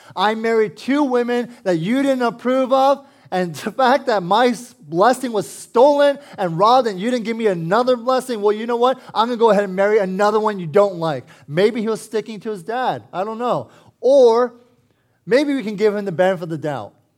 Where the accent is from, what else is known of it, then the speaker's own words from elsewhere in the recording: Herndon, Virginia, United States; I was born and raised here in Northern Virginia. I used to live in Herndon